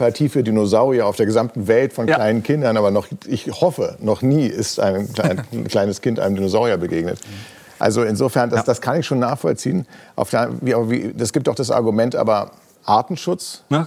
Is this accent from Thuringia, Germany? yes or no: yes; Jena, Thuringia, Germany; Jena gelaufen, meine Heimatstadt